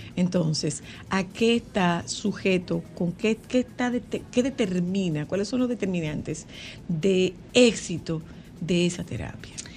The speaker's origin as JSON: {"language": "Spanish", "town": "Nagua", "region": "María Trinidad Sánchez", "country": "Dominican Republic", "tie": "born or raised there", "moved": "yes", "said": "hay un punto en Nagua que me huele a mi niñez"}